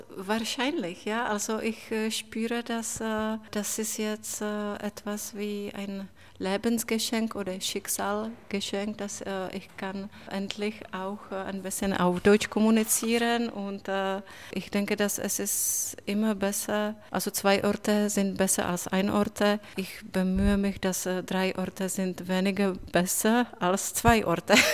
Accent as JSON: {"language": "German", "town": "Brno", "region": "South Moravian Region", "country": "Czechia", "tie": "born or raised there", "second_language": "German", "moved": "yes", "lives_now": "Berlin, Germany", "said": "in Brno, in meiner Mutterstadt, war die letzte Woche Premiere, mein Theaterstück"}